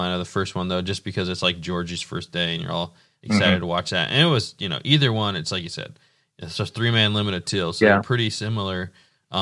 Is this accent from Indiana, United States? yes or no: yes; Indiana, United States; Indiana will always be like my home state